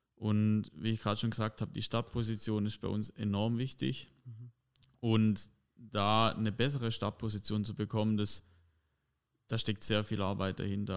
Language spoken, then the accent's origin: German; Heubach, Baden-Württemberg, Germany; ich komme aus Heubach